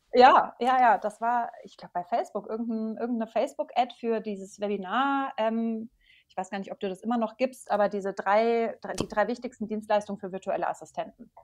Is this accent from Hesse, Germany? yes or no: yes; Maintal, Hesse, Germany; Ich komme aus der Nähe von Frankfurt, aus Maintal